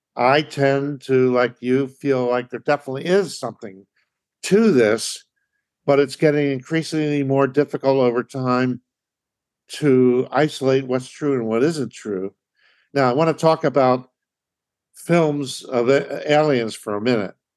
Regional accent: Philadelphia, Pennsylvania, United States; moved away; My having grown up in Philly, Philly being my hometown

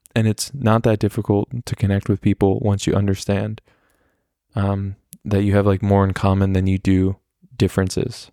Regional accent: United States; I'm American

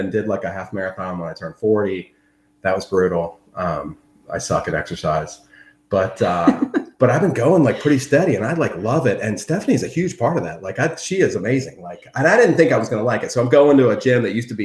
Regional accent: Maryland, United States; also born or lived in Delaware; I was born in Delaware, and we grew up in Maryland area

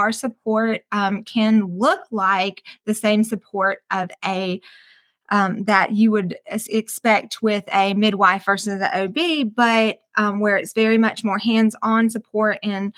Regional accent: Wisconsin, United States; now in Hartwell, United States; I am originally from Wisconsin. So, but I've, you know, lived in Hartwell for most of my life.

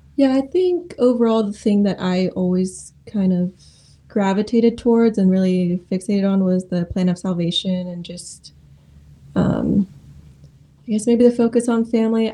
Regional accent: Modesto, California, United States; moved away as an adult; also born or lived in Oregon; now in Springfield, United States; I grew up in Modesto, California

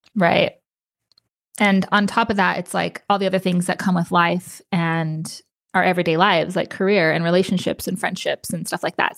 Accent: New Mexico, United States; moved away as an adult; also born or lived in Las Cruces, New Mexico; now in Austin, United States; I moved to Austin, Texas from New Mexico. I was still living in my hometown, and I moved away.

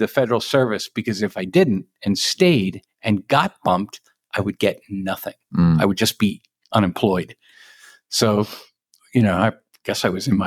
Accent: New Castle County, Northern Delaware, United States; moved away as an adult; also born or lived in Western Maryland; now in Frederick County, Maryland, United States; I grew up in Newcastle County, Northern Delaware

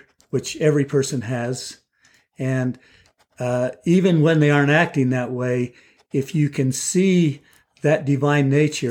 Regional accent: Lehi, Utah, United States; also born or lived in Texas; I grew up in Lehigh

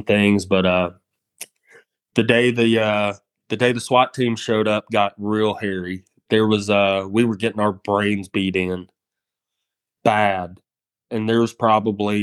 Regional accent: United States; I'm an American in their country

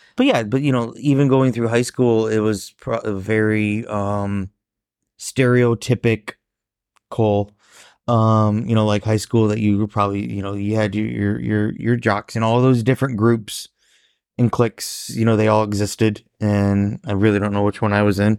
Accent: Warsaw, Indiana, United States; me growing up in a small Midwestern town

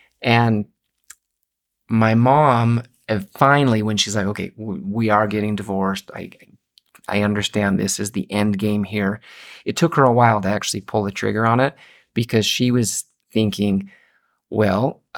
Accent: Kirkland, Washington, United States; born there; My dad was a dentist, and I was born in Seattle.

